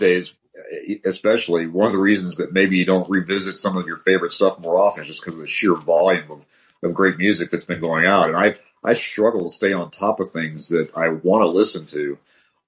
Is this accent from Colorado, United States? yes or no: yes; Denver, Colorado, United States; also born or lived in Tennessee; I grew up in the Denver area.